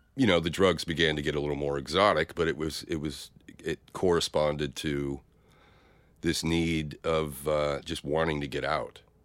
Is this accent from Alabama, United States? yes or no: no; Stockton, California, United States; born or raised there; now in San Francisco, United States